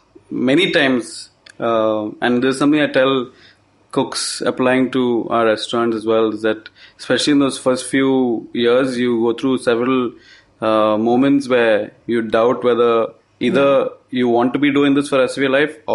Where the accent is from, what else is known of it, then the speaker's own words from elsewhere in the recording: Kochi, Kerala, India; So I grew up in Kerala in Cochin